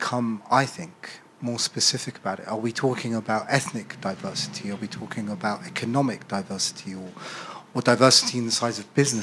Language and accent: English; London, United Kingdom; also born or lived in Colombia; I was born in Colombia, raised as a London and educated here in the UK